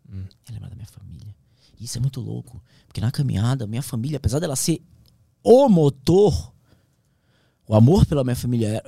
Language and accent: Portuguese; Amazon, Brazil; Eu sou da Amazônia, mas eu nunca vi o que eu vi ali.